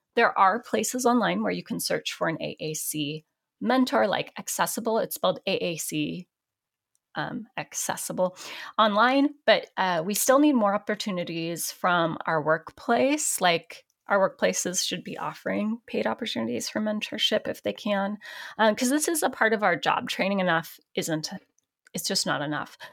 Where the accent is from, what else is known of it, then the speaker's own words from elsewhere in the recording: Portland, Oregon, United States; Portland, my hometown